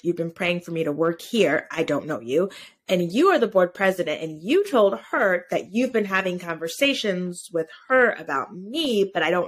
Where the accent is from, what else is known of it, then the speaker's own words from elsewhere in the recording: Connecticut, United States; also born or lived in Georgia; I grew up in the town that the pregnancy center is